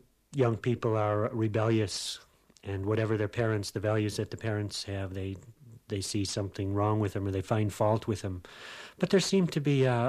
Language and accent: English; Chicago, Illinois, United States; moved away as an adult; now in Ireland; I was born in Chicago. I grew up in a working-class area there, right in the middle of the city